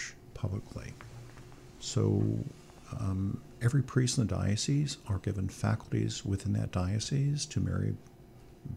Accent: Tarpon Springs, Florida, United States; I grew up in Tarpon Springs, Florida, and went to Clearwater Central

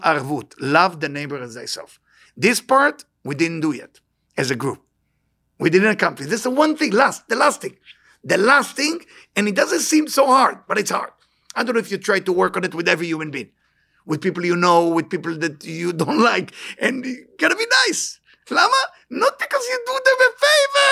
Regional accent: Israel; moved away; I'm born in Israel, born and raised in Israel

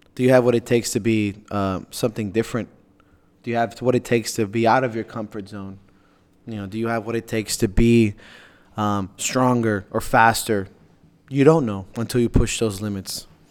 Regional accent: Miami, Florida, United States; I'm from Miami

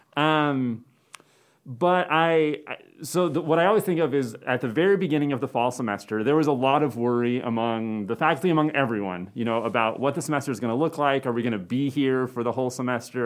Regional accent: Phoenix, Arizona, United States; moved away as an adult; also born or lived in Maryland / Cortez, Colorado / Provo, Utah / Tucson, Arizona; now in Chadron, United States; mainly I was raised in the Phoenix area in Arizona

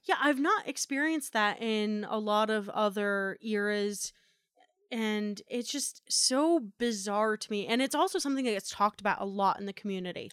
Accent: New Jersey, United States; moved away; growing up in New Jersey

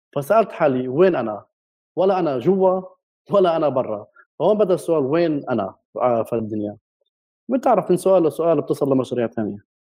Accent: Jerusalem, Palestine; moved away as an adult; also born or lived in London / Berlin; انا ابن القدس مع اني ابن البلد القديمه

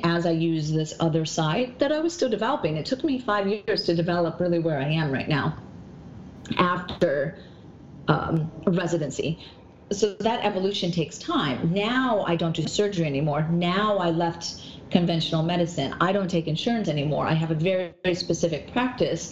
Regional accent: North Dakota, United States; moved away as an adult; also born or lived in Minnesota; now in New York, United States; I've lived in New York for 18 years, and I was born in North Dakota, so very small town, 300 people.

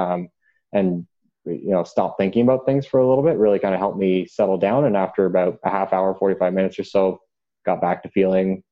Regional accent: Durham Region, Ontario, Canada; growing up in the Durham region

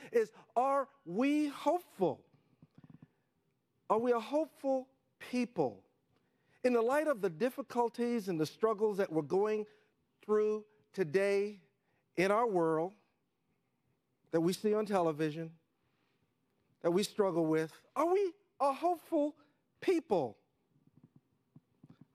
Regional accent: New York City, New York, United States; I grew up in Harlem when it wasn't cool

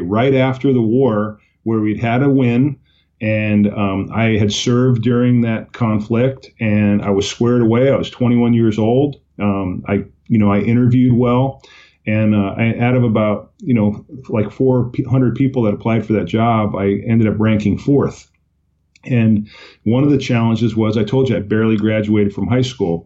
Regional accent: Oxnard, California, United States; also born or lived in Islip, Long Island, New York; That was my hometown, Oxnard, California, which is in Ventura County

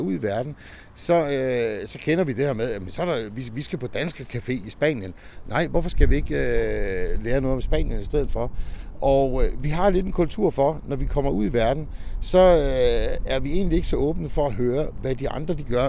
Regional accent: Denmark; vi som danskere

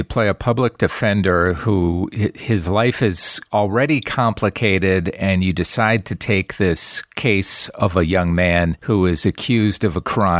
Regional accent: Wisconsin, United States; I am from the Midwest. I'm from just north of there in Wisconsin, and went down to Chicago many times

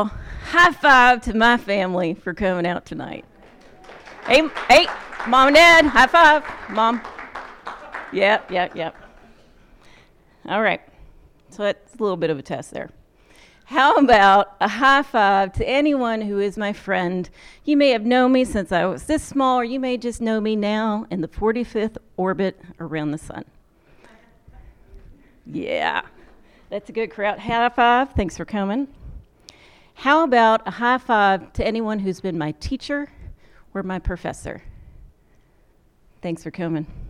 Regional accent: Owensboro, Kentucky, United States; moved away as an adult; I was raised here in Owensboro, Kentucky, and I returned a few years ago after being away for 2 decades.

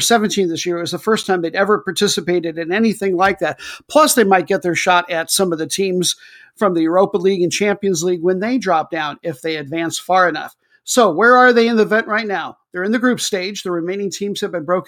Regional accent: United States; I'm American

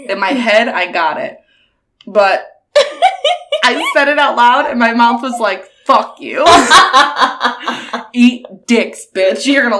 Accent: United Kingdom; Yeah, I'm also British.

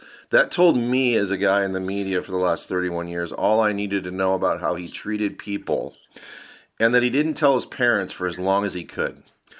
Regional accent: New York, United States; But I am from New York.

